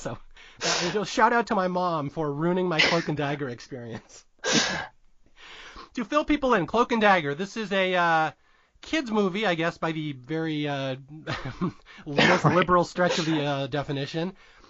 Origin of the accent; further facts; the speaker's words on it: Seattle, Washington, United States; I grew up in Seattle